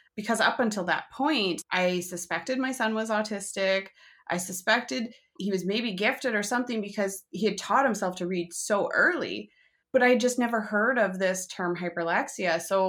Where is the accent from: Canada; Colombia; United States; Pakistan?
Canada; I'm a Canadian mom of two